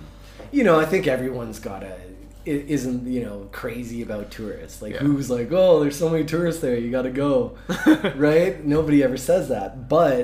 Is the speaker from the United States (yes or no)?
no; Vancouver, British Columbia, Canada; moved away; I'm from Vancouver